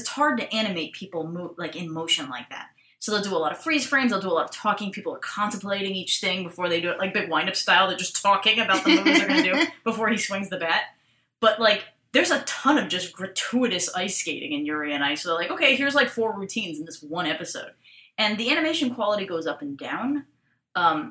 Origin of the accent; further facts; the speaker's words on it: United States; also born or lived in Canada; Rebecca and I were raised in the United States